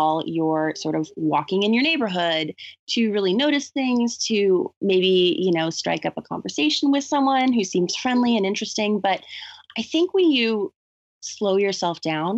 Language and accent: English; the South, United States; when I was growing up in the South